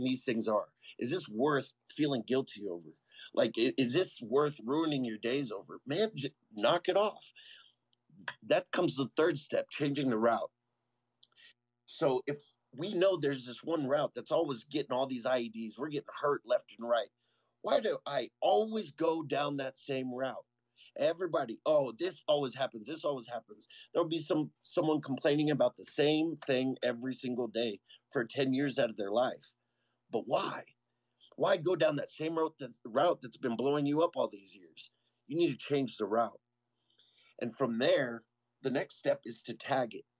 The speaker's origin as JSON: {"language": "English", "town": "San Antonio", "region": "Texas", "country": "United States", "tie": "born or raised there", "moved": "as an adult", "lives_now": "Colorado Springs, United States", "said": "being born and raised in San Antonio"}